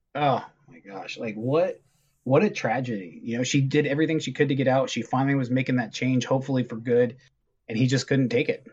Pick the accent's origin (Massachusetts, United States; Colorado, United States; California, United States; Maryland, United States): California, United States; Southern; we're from Southern California